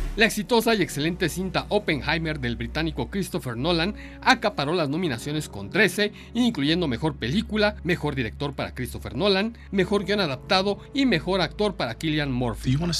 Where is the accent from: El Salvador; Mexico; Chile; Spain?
Mexico; nosotros como mexicanos